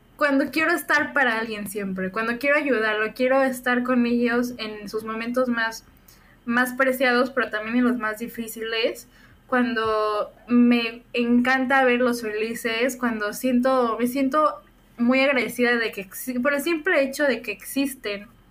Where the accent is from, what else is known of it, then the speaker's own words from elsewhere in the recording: Puebla, Mexico; estudio Administración de Negocios Internacionales, soy de Puebla